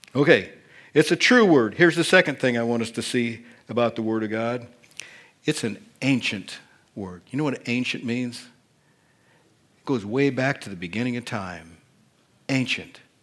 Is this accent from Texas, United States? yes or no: no; Indiana, United States; accent: Hoosier; I was born and raised in Indiana. I speak the Hoosier dialect of English